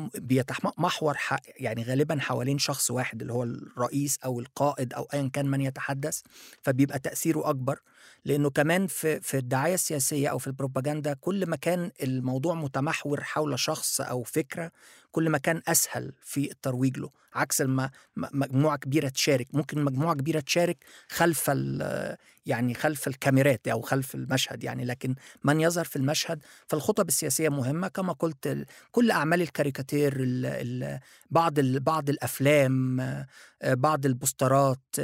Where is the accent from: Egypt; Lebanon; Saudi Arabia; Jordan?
Egypt; also born or lived in Japan; انا مصري